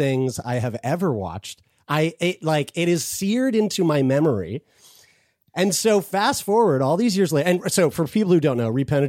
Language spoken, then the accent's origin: English; Lower Sackville, Nova Scotia, Canada; a local video store in my hometown called Excitement Video, spelled with an X